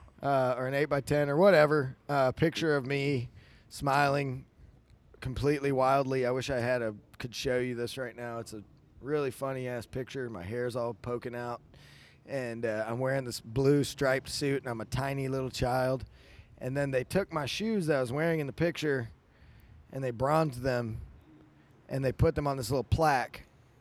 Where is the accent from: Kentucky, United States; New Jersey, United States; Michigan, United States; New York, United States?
Kentucky, United States; I'm from Kentucky.